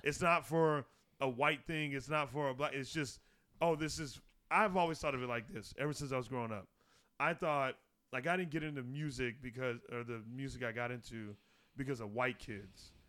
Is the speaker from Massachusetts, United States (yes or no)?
no; Arizona, United States; growing up in Arizona